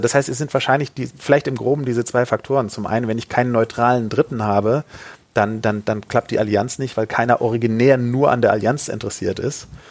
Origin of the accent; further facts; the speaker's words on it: Hamburg, Germany; als Hamburger darf ich